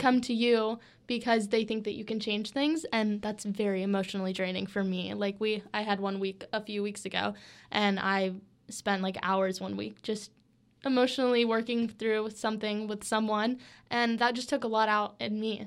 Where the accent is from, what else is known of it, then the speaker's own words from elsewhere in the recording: Switzerland, Florida, United States; my hometown is Switzerland, Florida. It's a little small town.